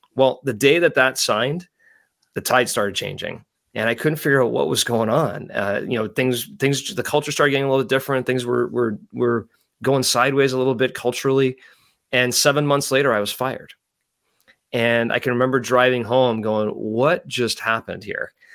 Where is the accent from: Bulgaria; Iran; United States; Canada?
Canada; growing up in Canada